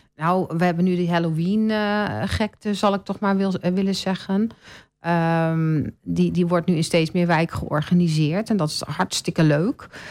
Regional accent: Bennekom, Gelderland, Netherlands; now in Almelo, Netherlands; ik kom van de Veluwe. Ja. ja. Van een heel klein plaatsje en dat heet Bennekom

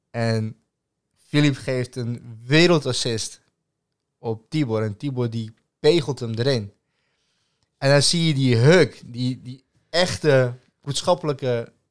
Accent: Serbia; Ik zeg, doe je nu of origineel? Nee, origineel. Ik zeg, uit Servië.

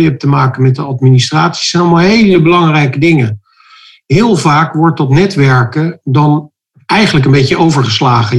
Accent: Rotterdam, South Holland, Netherlands; We komen zelf uit Rotterdam

